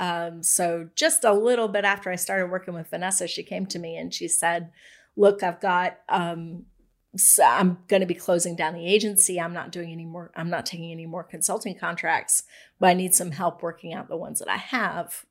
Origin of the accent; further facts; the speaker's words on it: Raleigh, North Carolina, United States; also born or lived in Winston-Salem, North Carolina / Indiana; I've lived here since I was really young. Um, we moved here when I was in third grade.